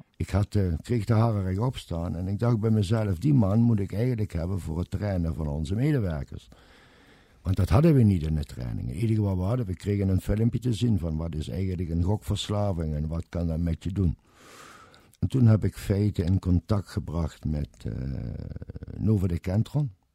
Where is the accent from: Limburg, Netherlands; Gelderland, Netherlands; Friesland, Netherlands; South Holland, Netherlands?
Limburg, Netherlands; Kerkrade; accent: Limburgish; ik kom uit kerk, Kerkrade